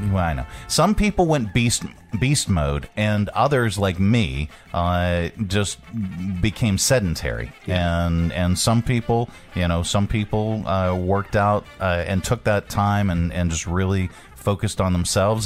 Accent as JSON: {"language": "English", "town": "Pittsburgh", "region": "Pennsylvania", "country": "United States", "moved": "yes", "lives_now": "Virginia, United States", "said": "I'm from Pittsburgh"}